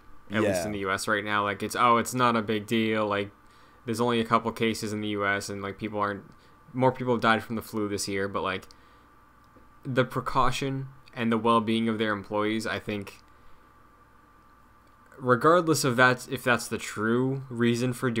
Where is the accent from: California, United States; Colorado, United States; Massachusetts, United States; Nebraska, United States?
Massachusetts, United States; In my home state